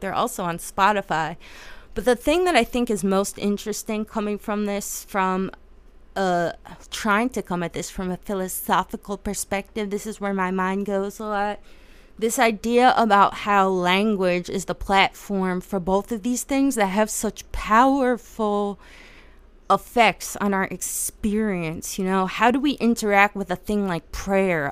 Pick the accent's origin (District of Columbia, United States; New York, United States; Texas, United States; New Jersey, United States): New Jersey, United States; I'm from Jersey